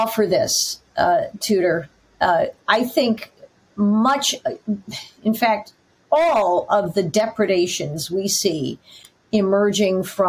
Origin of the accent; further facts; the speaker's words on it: Northwest Indiana, United States; now in New York, United States; I grew up in Northwest Indiana, so not far from Michigan at all